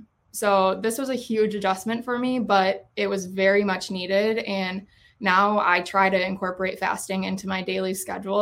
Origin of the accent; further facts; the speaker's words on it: Lakeville, Minnesota, United States; moved away as an adult; now in Eau Claire, United States; I grew up here in Lakeville